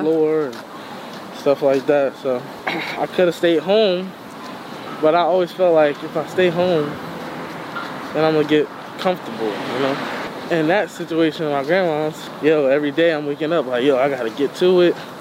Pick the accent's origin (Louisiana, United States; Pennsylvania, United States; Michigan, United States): Pennsylvania, United States; Philadelphia; I'm from West Philly